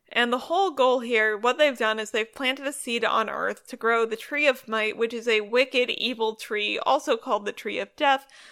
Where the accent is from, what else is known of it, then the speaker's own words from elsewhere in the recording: Northern California, United States; I'm from Northern California